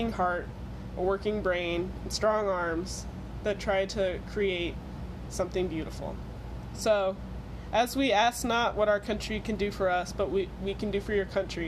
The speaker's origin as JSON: {"language": "English", "region": "Missouri", "country": "United States", "said": "We're both 20-year-old girls from Missouri"}